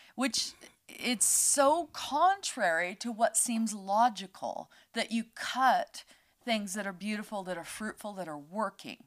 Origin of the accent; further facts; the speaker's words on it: United States; moved away; I'm an American.